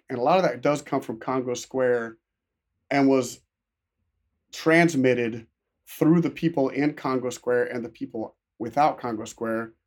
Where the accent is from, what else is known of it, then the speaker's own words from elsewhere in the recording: South Louisiana, United States; grow up as an American from South Louisiana